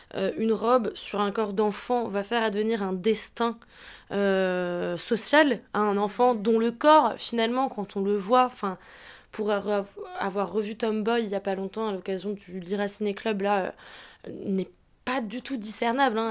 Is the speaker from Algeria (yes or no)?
no; Alsace, Grand Est, France; je suis alsacienne